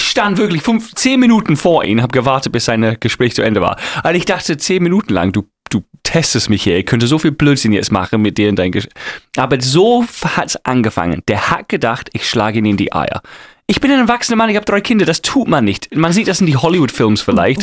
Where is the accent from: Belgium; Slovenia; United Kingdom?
United Kingdom; England; German is a second language; moved away; Ich bin Engländer